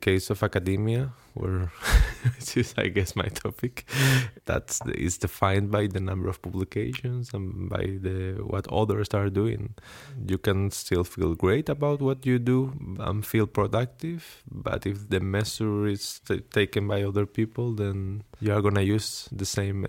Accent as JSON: {"language": "English", "country": "Spain", "second_language": "English", "moved": "as an adult", "lives_now": "Stockholm, Sweden", "said": "I'm a human from Spain, living in Stockholm, doing my PhD in between psychology and human-robot interaction."}